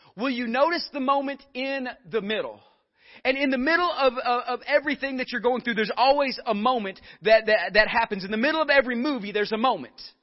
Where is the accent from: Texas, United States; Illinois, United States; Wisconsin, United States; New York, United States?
Texas, United States; Northeast; I'm from Northeast Texas and there's a lot of cows up there.